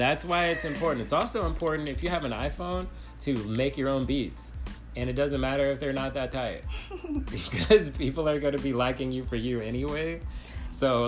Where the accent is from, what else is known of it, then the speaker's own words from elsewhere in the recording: Los Angeles, California, United States; I grew up in Los Angeles